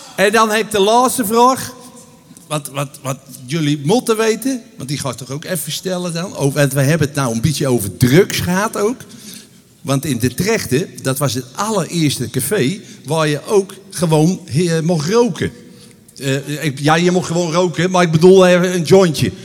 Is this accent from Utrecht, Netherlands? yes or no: yes; Utrecht, Netherlands; accent: plat Utrechts; mijn moeder die sprak plaat Utrecht